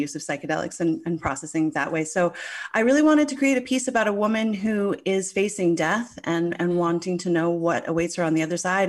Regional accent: St. John's, Newfoundland and Labrador, Canada; I grew up in Saint John's, Newfoundland

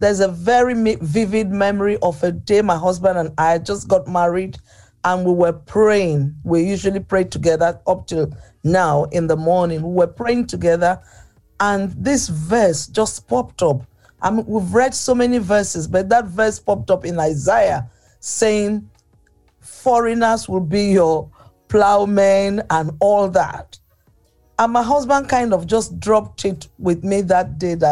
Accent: Port Harcourt, Rivers State, Nigeria; Growing up in Nigeria was good for me

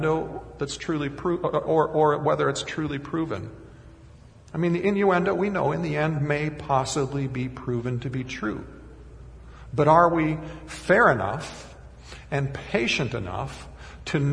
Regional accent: Minnesota, United States; even at 5 years old growing up in Minnesota

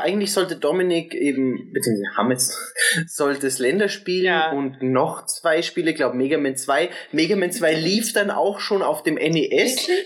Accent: Austria; dass wir aus Österreich kommen

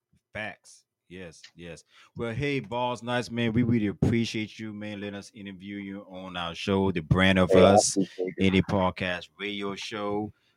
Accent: Hampton, Virginia, United States; You know, also I'm from Hampton, Virginia, dog.

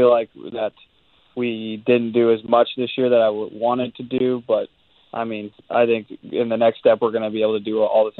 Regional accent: Canada; being a Canadian kid

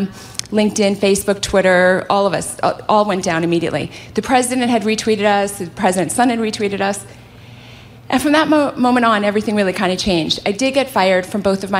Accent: California, United States; I hail from California

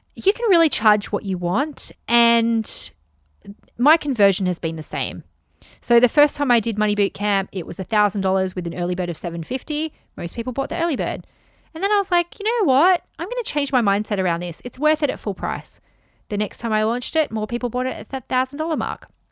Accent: United Kingdom; now in Japan; I'm a Brit living in the rice paddies in Japan

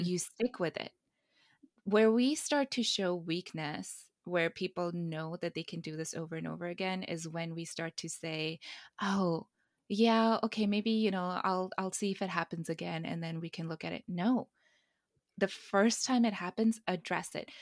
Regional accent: India; I'm Indian

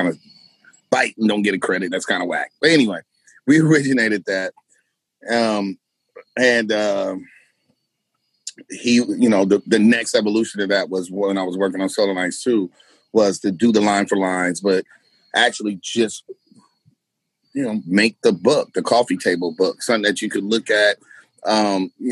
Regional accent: United States; as American and urban Puerto Ricans and Blacks

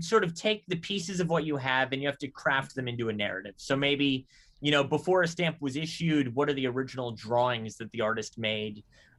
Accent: California, United States; moved away; I'm from California originally.

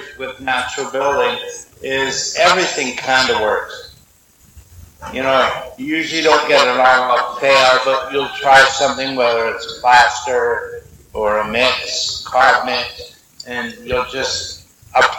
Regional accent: the interior of British Columbia, Canada; also born or lived in Vancouver; now in Mayne Island, Canada; I had grown up in the interior of BC

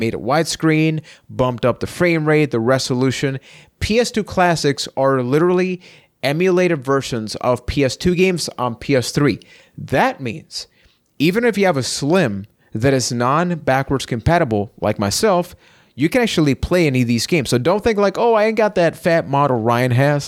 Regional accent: Puerto Rico; I am from Puerto Rico

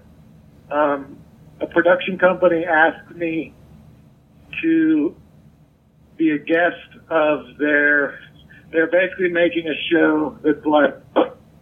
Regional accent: Morgantown, West Virginia, United States; I grew up in Morgantown, West Virginia

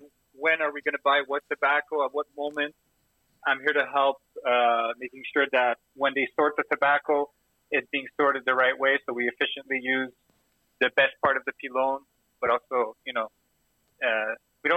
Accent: Montreal, Quebec, Canada; I'm from Montreal. I'm not a Torontonian.

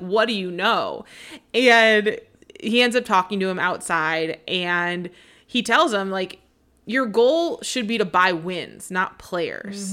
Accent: Seattle, Washington, United States; I grew up in Seattle

